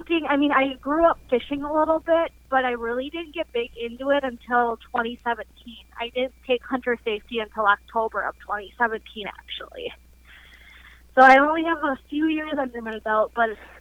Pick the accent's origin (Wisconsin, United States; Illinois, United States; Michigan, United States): Wisconsin, United States; Eastern; I'm from Eastern Wisconsin